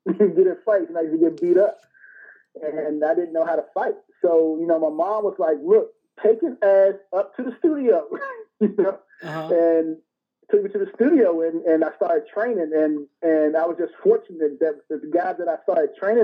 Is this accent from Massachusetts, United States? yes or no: no; Washington, District of Columbia, United States; also born or lived in Asia / Africa; I'm from Washington, D.C., born and raised, man. That's where I grew up at.